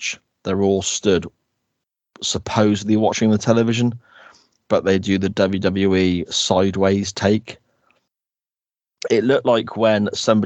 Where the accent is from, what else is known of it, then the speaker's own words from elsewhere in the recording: United Kingdom; I'm not from the States